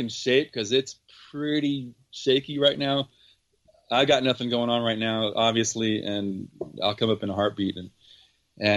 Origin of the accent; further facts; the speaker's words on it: Pomona, California, United States; I was born in Pomona